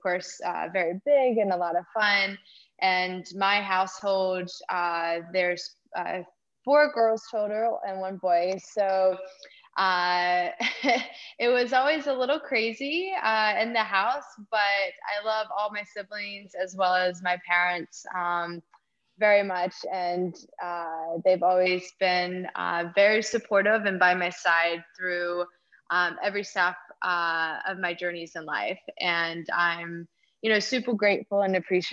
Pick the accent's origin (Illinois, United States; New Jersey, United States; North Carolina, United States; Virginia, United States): North Carolina, United States; moved away as an adult; also born or lived in Oklahoma / New York City, United States; now in St. Barthélemy; I am originally from North Carolina